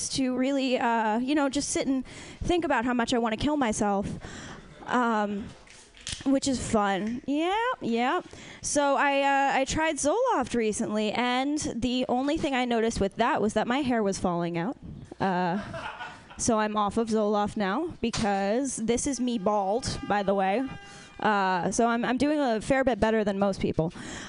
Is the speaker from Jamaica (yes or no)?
no; East Coast, United States; so I was raised on the East Coast